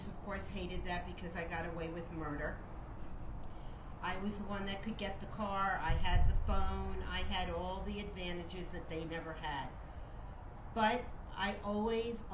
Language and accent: English; Miami Beach, Florida, United States; I was born and raised in Miami Beach